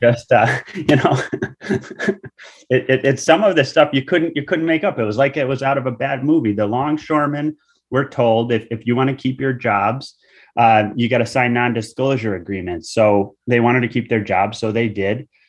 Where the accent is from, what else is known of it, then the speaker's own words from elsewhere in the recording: Groton, Connecticut, United States; I grew up in Noe, p-, which is a part of Groton